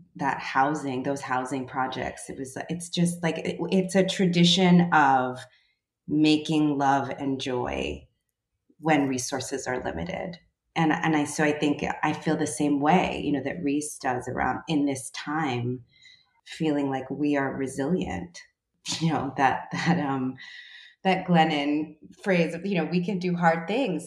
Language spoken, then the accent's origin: English; New York City, New York, United States; growing up in the Bronx